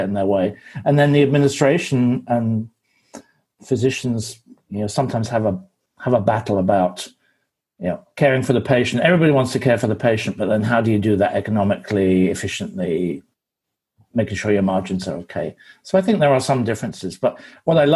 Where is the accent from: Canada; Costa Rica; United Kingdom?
United Kingdom; England; I'm English